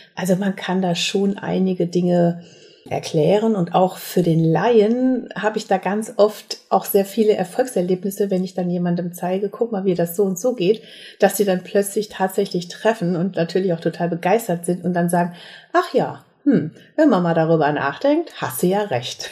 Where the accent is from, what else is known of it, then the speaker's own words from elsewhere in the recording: Herscheid, North Rhine-Westphalia, Germany; moved away as an adult; also born or lived in Mainz; now in Bensheim, Germany; ich komme aus dem Sauerland, aus Herscheid. Dort haben meine Eltern eine Minigolfanlage gehabt.